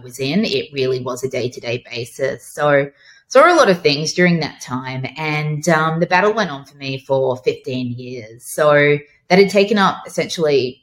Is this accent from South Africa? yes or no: no; Brisbane, Queensland, Australia; also born or lived in Toowoomba; I grew up in Brisbane.